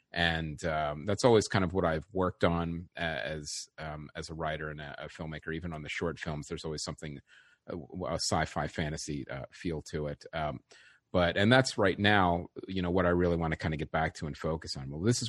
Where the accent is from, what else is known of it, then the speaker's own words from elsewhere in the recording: West Chester, Pennsylvania, United States; I grew up in the suburbs of Philadelphia, a town called Westchester, Pennsylvania.